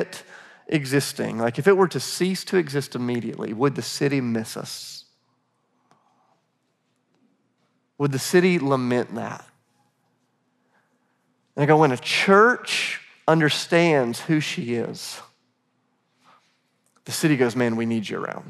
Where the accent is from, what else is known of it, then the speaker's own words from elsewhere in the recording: Charleston, South Carolina, United States; moved away as an adult; now in Nashville, United States; I'm from Charleston, South Carolina, but I'm going to school in Nashville